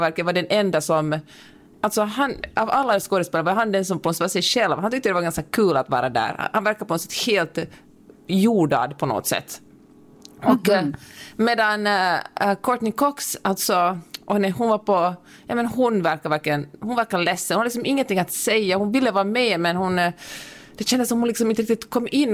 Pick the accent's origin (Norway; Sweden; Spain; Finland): Finland; accent: Finland-Swedish; first language Swedish; Min finlandssvenska sitter så, så tungt nere i min själ